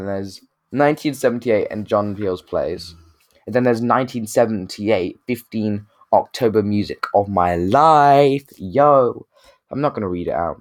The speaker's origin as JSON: {"language": "English", "country": "United Kingdom", "said": "we're from Britain"}